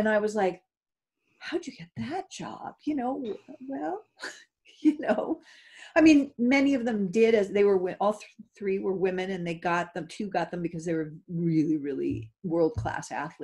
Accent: Los Angeles, California, United States; I grew up in Hollywood

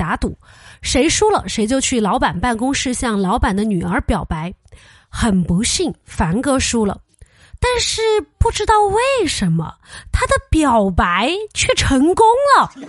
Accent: Sichuan, China; 这个室友他就问我说：“你是哪儿的呀？”我说：“我是四川的。”

